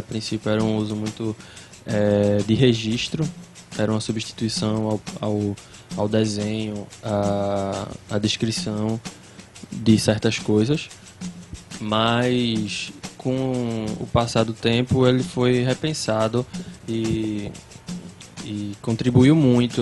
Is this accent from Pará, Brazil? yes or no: no; Vitória de Santo Antão, Pernambuco, Brazil; Lagoa Redonda, que também nem existe mais o bairro onde eu cresci